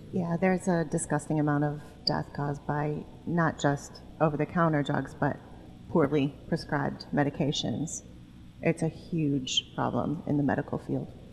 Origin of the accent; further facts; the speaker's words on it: suburb of Chicago, Illinois, United States; I come from a suburb of Chicago that my parents moved to when I was three